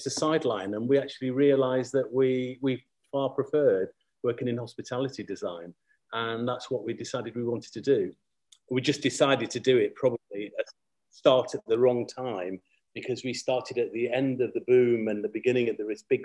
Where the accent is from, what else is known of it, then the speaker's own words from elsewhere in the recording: Manchester, North West England, United Kingdom; moved away as an adult; also born or lived in Canada; I'm basically from Manchester and trained in Manchester